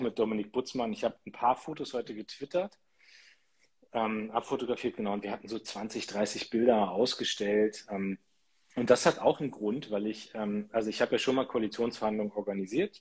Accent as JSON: {"language": "German", "town": "Munster", "region": "Lower Saxony", "country": "Germany", "tie": "born or raised there", "said": "aus meiner Heimatstadt Munster"}